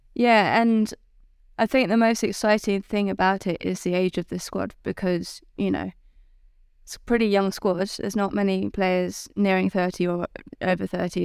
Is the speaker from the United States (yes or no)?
no; England, United Kingdom; as an English person